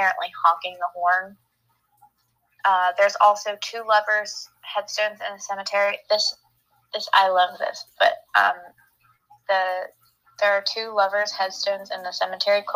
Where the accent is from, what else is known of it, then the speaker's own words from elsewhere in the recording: Monongahela, Pennsylvania, United States; I grew up in Monongahela, but to other people, we just say that it's Pittsburgh